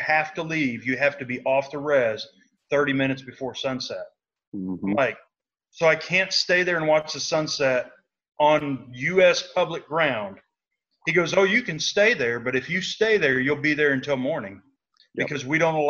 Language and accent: English; Arkansas, United States; moved away; also born or lived in Georgia / Virginia; The county where I was born in Arkansas, up until 2 years ago, was still dry.